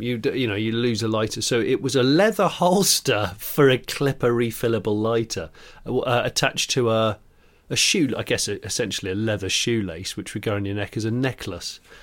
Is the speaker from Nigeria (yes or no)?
no; West Country, South West England, United Kingdom; moved away; I grew up in the West Country